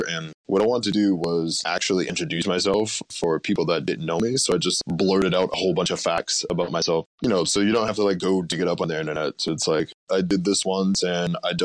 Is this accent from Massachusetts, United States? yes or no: yes; Boston, Massachusetts, United States; I was born and raised in Boston